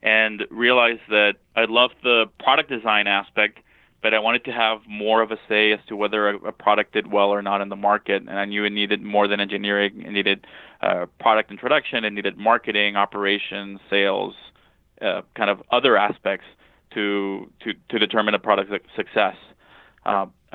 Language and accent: English; Monterrey, Nuevo León, Mexico; moved away as an adult; now in United States; I grew up in Monterrey, Mexico